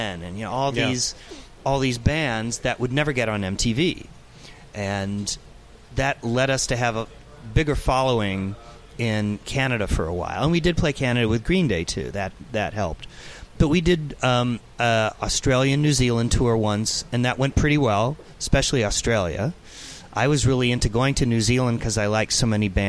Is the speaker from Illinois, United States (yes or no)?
yes; Peoria, Illinois, United States; moved away as an adult; also born or lived in Champaign, Illinois / San Francisco; I grew up in Peoria, Illinois, and I lived in Champaign, Illinois for 10 years